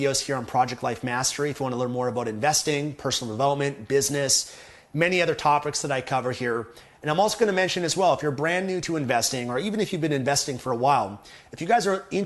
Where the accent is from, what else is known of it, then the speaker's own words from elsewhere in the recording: Canada; as a Canadian